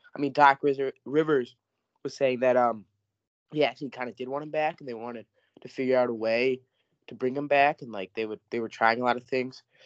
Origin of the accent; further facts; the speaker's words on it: Michigan, United States; we're from Michigan